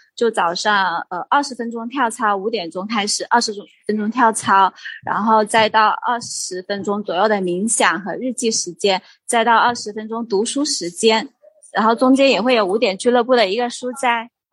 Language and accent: Chinese; Hunan, China; now in Guilin, China; 我是，现在是生活在桂林，大陆的桂林，然后我是湖南人